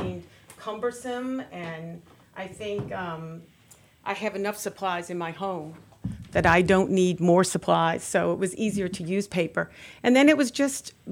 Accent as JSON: {"language": "English", "town": "New Orleans", "region": "Louisiana", "country": "United States", "moved": "as an adult", "lives_now": "The Woodlands, Texas, United States", "said": "I'm actually originally from the New Orleans area. I lived there most of my life"}